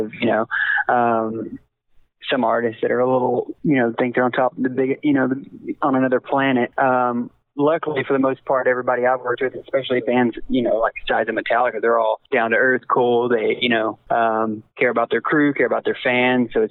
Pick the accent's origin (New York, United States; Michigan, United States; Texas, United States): Texas, United States; Ferris; It was in my hometown. That was my hometown claim to fame in Ferris, Texas